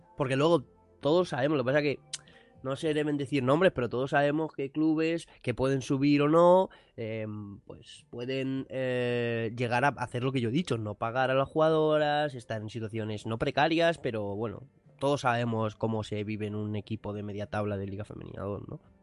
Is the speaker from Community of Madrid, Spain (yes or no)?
yes; Madrid, Community of Madrid, Spain; aquí somos dos de Madrid